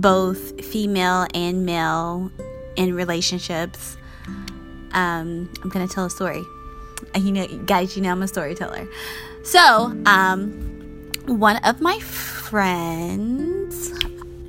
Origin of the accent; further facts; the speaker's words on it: Georgia, United States; moved away; I'm from Georgia. I go visit my parents a couple times a year, but currently I wouldn't want to go back, because my childhood was great and everything, but it wasn't my happy place.